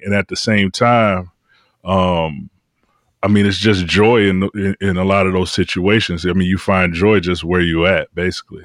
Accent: Detroit, Michigan, United States; I'm from Detroit

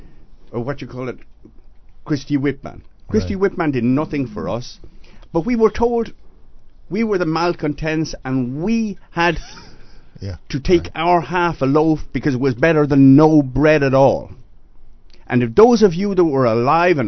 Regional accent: Dublin, Leinster, Ireland; now in United States; I'm a deplorable from Dublin

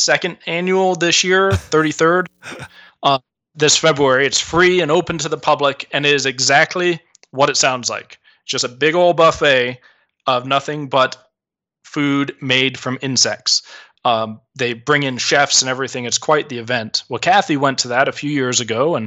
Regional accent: Southern California, United States; moved away as an adult; also born or lived in Michigan / Great Falls, Montana; I'm from Southern California

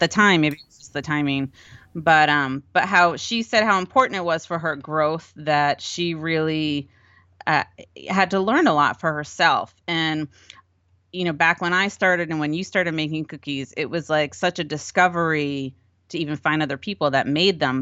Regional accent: Rhode Island, United States; moved away as an adult; also born or lived in Connecticut; we're from Rhode Island

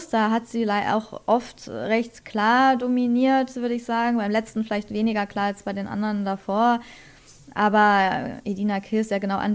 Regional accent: Berlin, Germany; ich wünsche natürlich Sarah, äh, äh, Nina Meinke den Sieg, einfach, ne, als Berlinerin

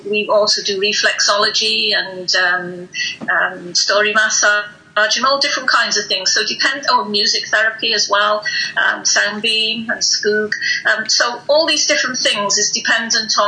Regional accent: North Wales, United Kingdom; I'm from North Wales.

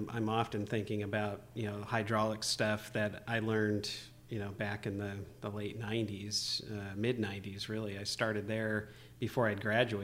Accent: Bay Area, California, United States; I grew up in the Bay Area

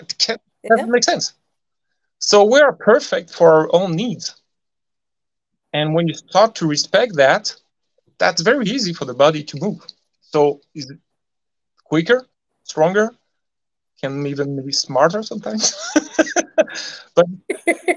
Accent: France; English is a second language; I'm not English, I'm French

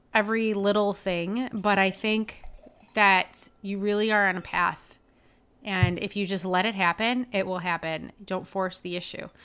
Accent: Detroit, Michigan, United States; moved away as an adult; also born or lived in Ohio; now in Milwaukee, United States; I'm from the Detroit area, but I'm actually moving to Milwaukee.

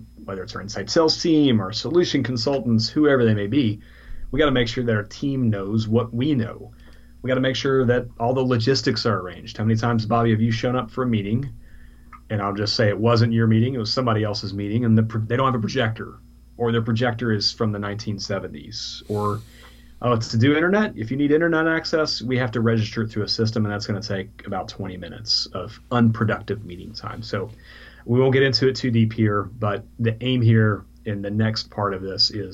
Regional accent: Texas, United States; moved away as an adult; now in London, United Kingdom; We're from Texas originally.

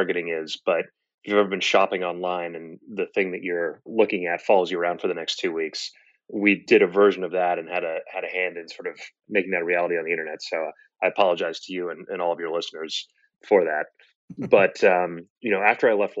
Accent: Boston, Massachusetts, United States; moved away as an adult; also born or lived in Stanford, California; I grew up in Boston, went to Stanford undergrad

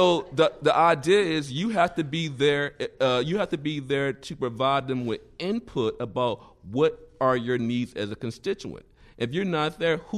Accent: Mississippi, United States; moved away; I'm not from this state. I'm from Mississippi, so I'll just say that. So we got a lot of poverty in Mississippi

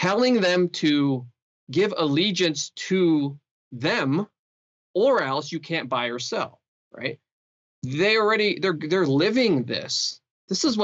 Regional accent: Canada; As a Canadian

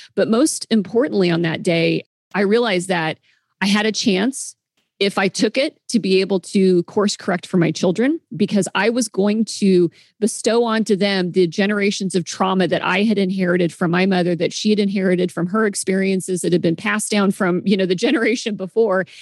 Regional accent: the Midwest, Kansas, United States; moved away as an adult; now in Seattle, United States; I grew up in the Midwest

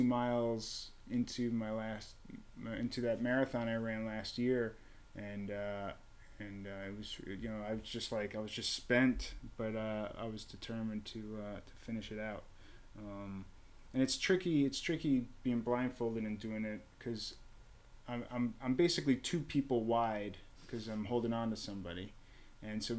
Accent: Melville, New York, United States; I'm from Melville

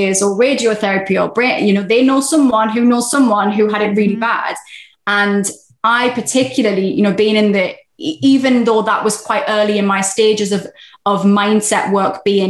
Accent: England, United Kingdom; being very English

